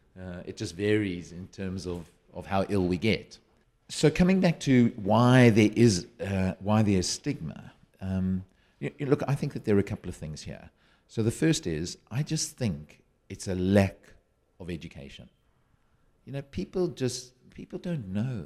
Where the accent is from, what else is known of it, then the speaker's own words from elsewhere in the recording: South Africa; now in United Kingdom; I'm a South African living in the U K.